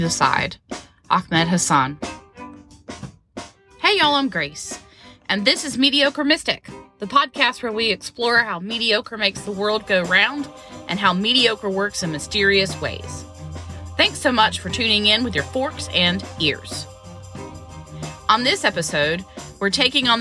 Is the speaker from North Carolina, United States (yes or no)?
yes; North Carolina, United States; I've lived here my whole life and never been. It was such an amazing adventure to do something I'd never done in my home state.